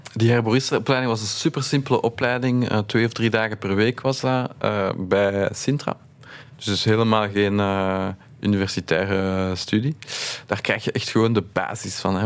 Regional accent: Brussels, Brussels-Capital Region, Belgium; wij zijn opgegroeid in Laken

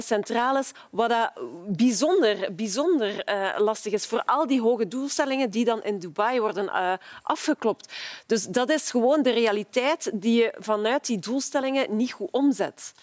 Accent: Ghent, Flanders, Belgium; als Gentenaar zelf

